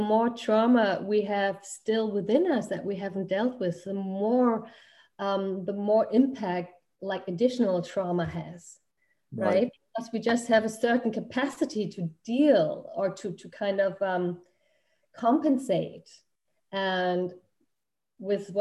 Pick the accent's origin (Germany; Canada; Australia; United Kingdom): Germany; moved away as an adult; also born or lived in United States; we're originally from Germany and had immigrated, and I'm still considering myself an immigrant to the United States.